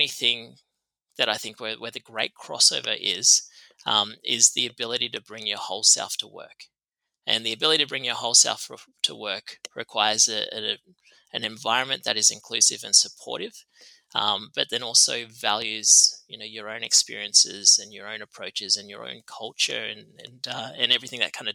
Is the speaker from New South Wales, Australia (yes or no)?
yes; Tamworth, New South Wales, Australia; moved away; grew up in Tamworth, which is Gomeroi country.